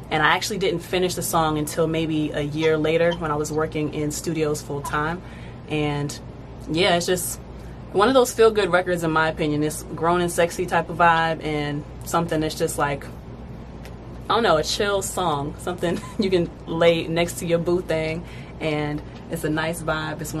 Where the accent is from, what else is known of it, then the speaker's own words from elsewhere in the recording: Fayetteville, United States; born there; also born or lived in Delaware / Virginia / Texas / Hawaii; now in Georgia, United States; So I was born in Fayetteville and I've lived in Delaware, Virginia, Texas, Hawaii, now Georgia.